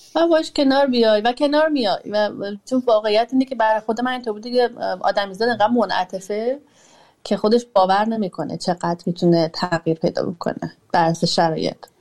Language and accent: Persian; Iran; moved away as an adult; سنم کم نبوده وقتی از ایران اومدم بیرون 34 سالم بوده وقتی اومدم بیرون